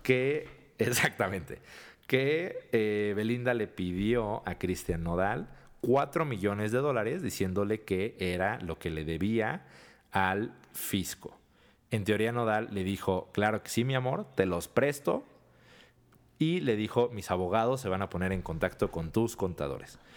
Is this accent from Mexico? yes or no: yes; Mexico; somos mexicanos